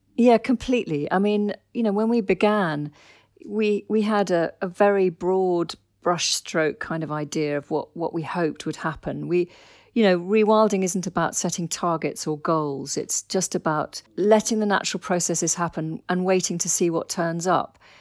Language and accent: English; Dorset, South West England, United Kingdom; I grew up in Dorset